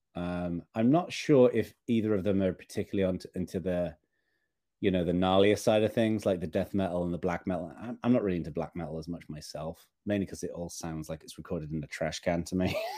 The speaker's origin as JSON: {"language": "English", "region": "Northern England", "country": "United Kingdom", "tie": "born or raised there", "said": "as a kid growing up in Northern England, I lived in a pretty rural part of the U K"}